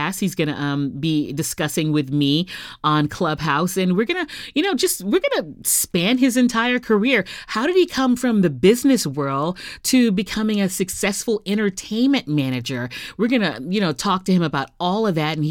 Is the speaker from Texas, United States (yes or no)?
yes; Houston, Texas, United States; an educator in my hometown of Houston